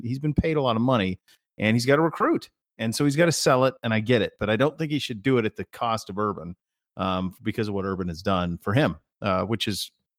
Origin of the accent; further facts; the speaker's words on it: Great Falls, Montana, United States; So I grew up near Great Falls, Montana, and when the Great Falls Dodgers, which was rookie ball, but there were some good players came through.